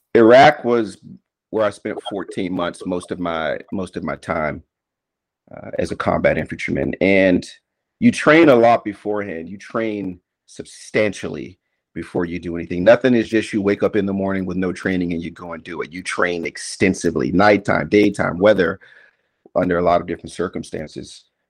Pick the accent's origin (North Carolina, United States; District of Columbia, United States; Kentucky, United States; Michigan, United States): District of Columbia, United States; Washington; moved away as an adult; I was born and raised in the nation's capital of, of Washington, D.C. in 1981